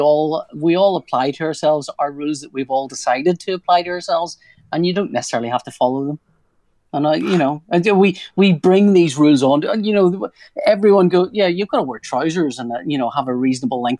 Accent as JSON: {"language": "English", "region": "Northern Ireland", "country": "United Kingdom", "said": "I'm from Northern Ireland"}